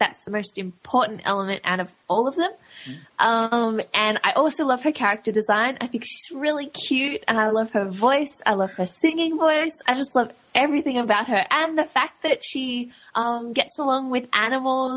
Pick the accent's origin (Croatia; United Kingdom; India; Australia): Australia; accent: Australian; I'm Australian